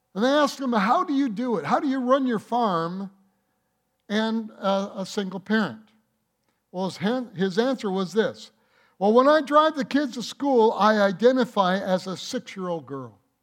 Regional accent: Detroit, Michigan, United States; I grew up in Detroit

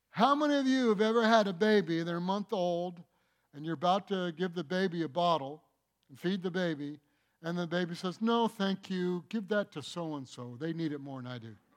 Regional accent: Michigan, United States; I'm from Michigan

